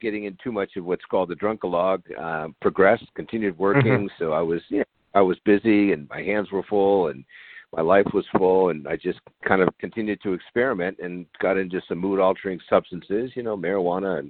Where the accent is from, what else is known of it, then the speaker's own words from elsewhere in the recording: San Diego, California, United States; I grew up in San Diego, so I'm a native here.